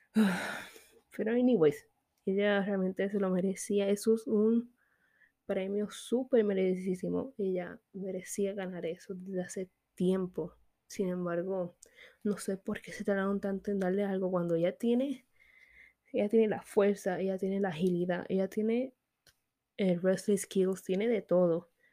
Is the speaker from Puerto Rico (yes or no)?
yes; Puerto Rico; yo soy boricua, proud